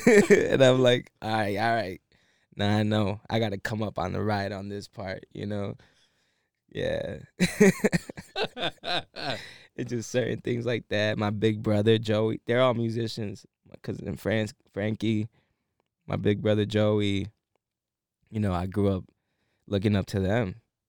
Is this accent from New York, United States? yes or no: yes; Buffalo, New York, United States; Yeah, baby, 716.